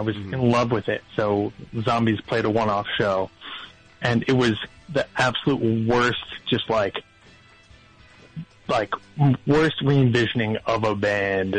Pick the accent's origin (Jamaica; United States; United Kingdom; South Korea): United States; outside of Philadelphia, Pennsylvania; now in Brooklyn, United States; I grew up outside of Philadelphia.